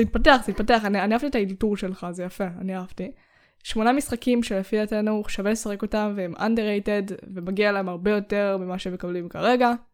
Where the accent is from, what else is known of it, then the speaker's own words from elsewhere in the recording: Israel; אנחנו ישראלים